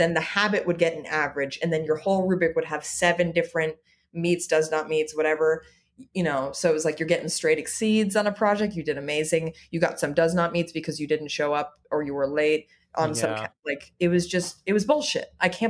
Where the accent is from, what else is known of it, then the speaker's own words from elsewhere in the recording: Los Angeles, California, United States; moved away as an adult; now in New York, United States; Yeah, I'm born and raised in Los Angeles.